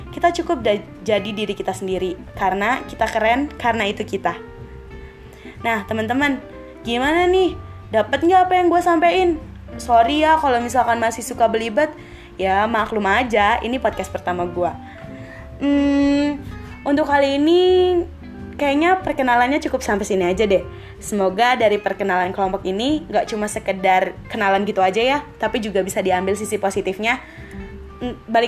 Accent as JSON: {"language": "Indonesian", "region": "Jakarta", "country": "Indonesia", "said": "asal gue dari Jakarta."}